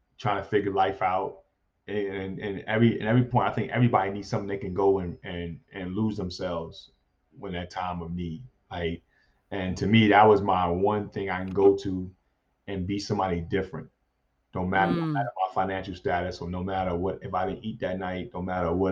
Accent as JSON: {"language": "English", "town": "New York City", "region": "New York", "country": "United States", "tie": "born or raised there", "said": "while I was growing up in New York City"}